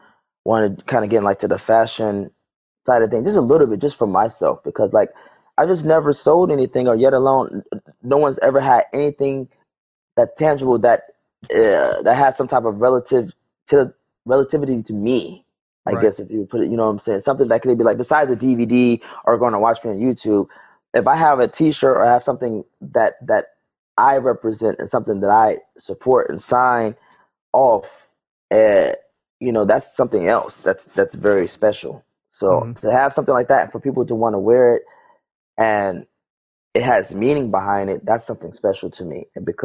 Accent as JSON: {"language": "English", "region": "New York", "country": "United States", "tie": "born or raised there", "also_born_or_lived": "Germany / Georgia", "said": "I was born in Germany, but I lived in like five different states. You know what I'm saying? I grew up more so in New York, and between New York and Georgia"}